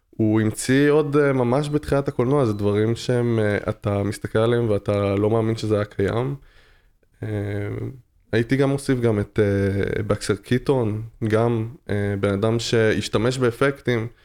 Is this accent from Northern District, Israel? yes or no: no; Tel Aviv, Tel Aviv District, Israel; אני מתל אביב.